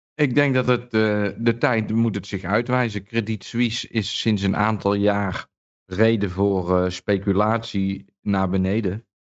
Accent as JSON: {"language": "Dutch", "country": "Netherlands", "moved": "yes", "said": "toen ik nog in Nederland woonde"}